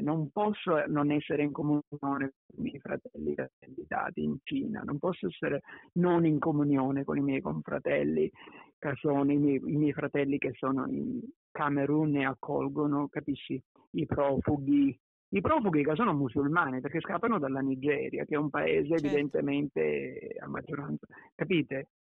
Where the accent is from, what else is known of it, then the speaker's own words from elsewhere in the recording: Ragusa, Sicily, Italy; moved away; also born or lived in Milan; sono nato a Ragusa in Sicilia, sono cresciuto in una famiglia molto unita